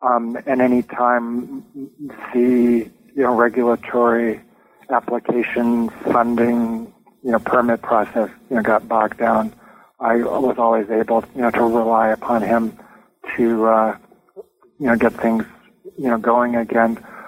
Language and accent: English; California, United States; Well, I was born and raised in Southern California, went to public schools from K through 12